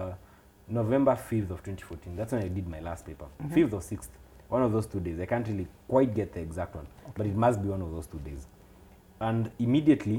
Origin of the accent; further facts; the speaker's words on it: Nairobi, Kenya; I grew up in Kaongore for a start, a place called Amboseli. Those who are familiar with Gitanga Road, there's a stage called Amboseli, just before you get to Rusinga School. So I grew up in that neighborhood